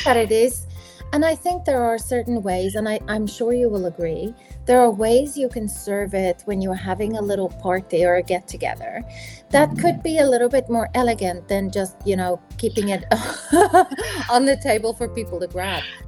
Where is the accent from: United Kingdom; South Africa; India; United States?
South Africa; moved away; I grew up in South Africa where it's summer for Christmas